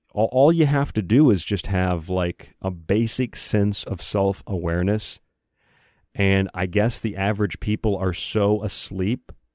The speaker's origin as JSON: {"language": "English", "country": "United States", "said": "I'm an American."}